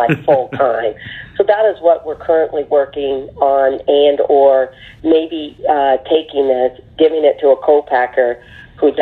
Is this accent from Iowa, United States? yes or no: no; Michigan, United States; moved away as an adult; also born or lived in the Northwest; I've been born and raised in Michigan